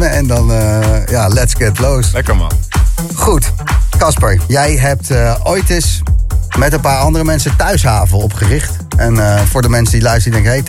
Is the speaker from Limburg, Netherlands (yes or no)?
no; The Hague, South Holland, Netherlands; ik ben zelf een Hagenees.